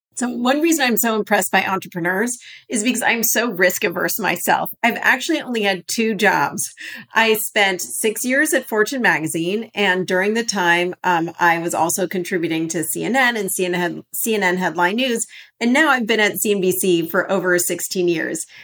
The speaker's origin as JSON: {"language": "English", "town": "Los Angeles", "region": "California", "country": "United States", "tie": "born or raised there", "said": "I grew up in Los Angeles."}